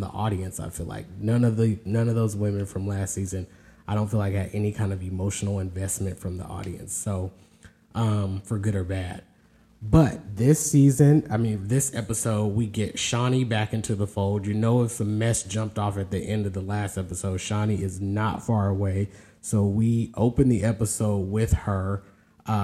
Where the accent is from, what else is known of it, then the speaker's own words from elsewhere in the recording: California, United States; moved away as an adult; now in the South, United States; born and raised in California, but has lived in the South for a good while